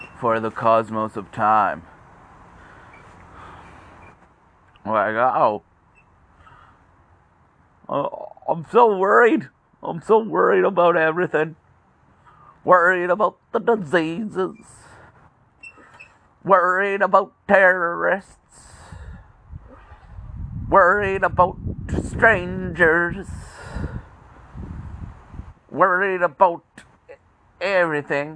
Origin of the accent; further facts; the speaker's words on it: Canada; as a Canadian